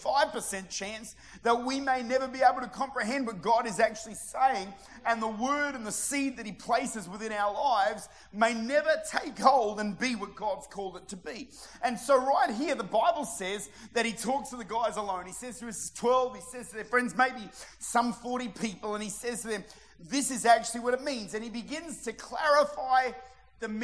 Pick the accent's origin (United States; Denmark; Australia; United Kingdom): Australia; Modbury, South Australia; I'm from Modbury